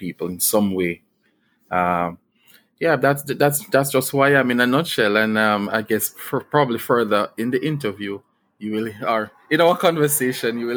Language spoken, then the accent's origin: English; Jamaica; growing up in Bulwe